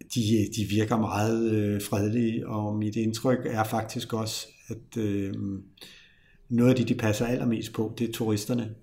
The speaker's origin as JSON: {"language": "Danish", "town": "Copenhagen", "region": "Capital Region of Denmark", "country": "Denmark", "accent": "Copenhagen", "said": "jeg er københavner lige nu"}